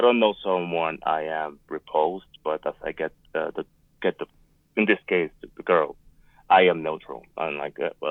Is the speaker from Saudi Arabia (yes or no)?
no; Puerto Rico; also born or lived in Northern Nevada; now in Nevada, United States; I am from Puerto Rico. I am right now living in Northern Nevada.